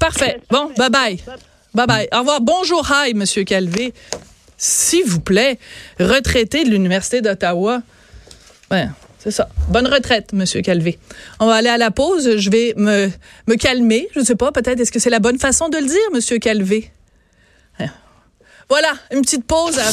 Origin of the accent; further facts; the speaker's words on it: Bordeaux, Nouvelle-Aquitaine, France; accent: French; je suis née à Bordeaux en 1965